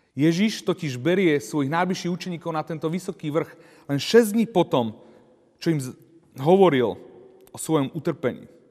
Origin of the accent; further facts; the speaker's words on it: Turiec, Žilina Region, Slovakia; Ja osobne pochádzam z Turca a tam je veľa vrchov, kopcov